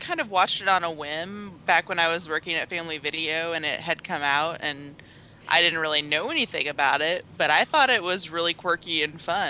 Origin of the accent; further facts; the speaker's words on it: Illinois, United States; My home state's Illinois.